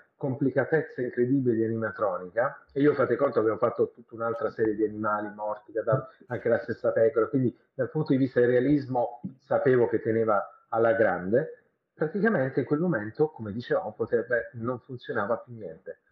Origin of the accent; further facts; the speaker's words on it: Bari, Apulia, Italy; io sono di Bari, quindi non sono di Roma